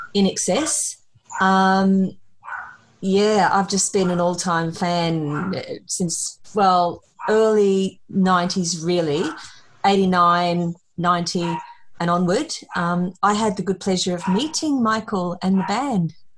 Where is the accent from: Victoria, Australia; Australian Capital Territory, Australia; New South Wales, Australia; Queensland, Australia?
New South Wales, Australia; Sydney; now in Brisbane, Australia; I'm from Brisbane originally from Sydney.